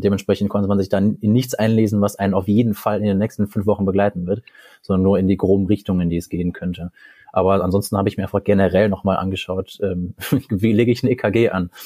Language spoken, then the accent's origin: German; Cologne, North Rhine-Westphalia, Germany; now in Münster, Germany; ich bin äh, in Köln geboren